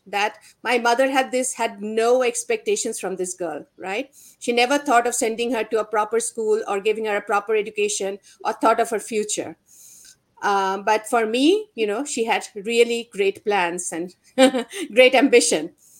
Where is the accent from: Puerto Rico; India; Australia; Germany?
India; moved away; So when I was growing up in India, I grew up in a middle-class Bengali household